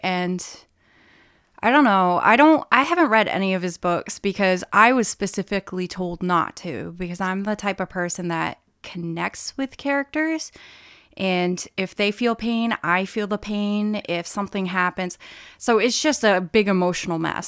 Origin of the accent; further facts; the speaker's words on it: Brewer, Maine, United States; I grew up in Brewer, so I frequented Bangor for shopping